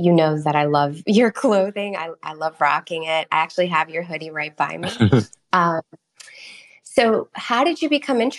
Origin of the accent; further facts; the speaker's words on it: New York, United States; also born or lived in Philadelphia; I was brought up in New York, but I was born in Philadelphia and I still have family over there